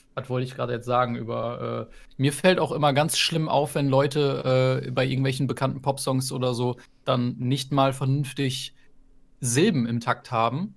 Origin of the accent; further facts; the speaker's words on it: near Meppen, Lower Saxony, Germany; ich komme aus der Nähe, ich komme aus der Nähe von Meppen